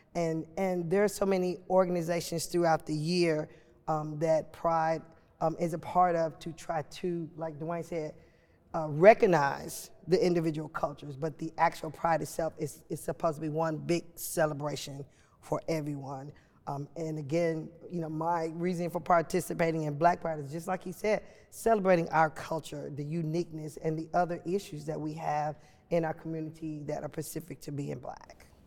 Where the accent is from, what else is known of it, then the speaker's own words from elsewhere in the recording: Chicago, Illinois, United States; moved away as an adult; now in Nashville, United States; I was uh, born and raised in Chicago, Illinois